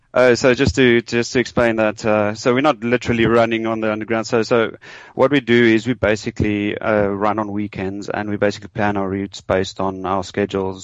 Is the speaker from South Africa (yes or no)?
yes; South Africa; moved away as an adult; now in London, United Kingdom; I am from South Africa